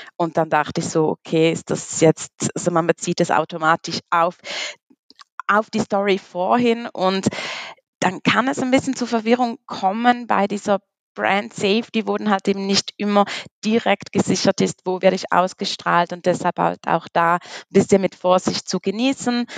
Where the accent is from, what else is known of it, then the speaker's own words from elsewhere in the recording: Switzerland; komme aus der wunderschönen Schweiz